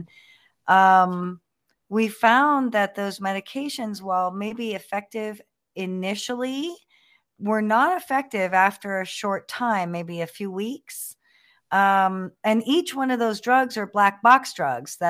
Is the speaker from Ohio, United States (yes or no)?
no; Los Angeles, California, United States; We're from Los Angeles